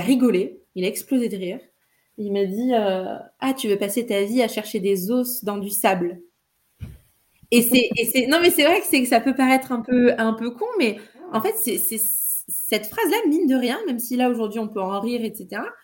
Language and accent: French; Trappes, Île-de-France, France; je suis née à Trappes euh, en 1990. Et j'y ai grandi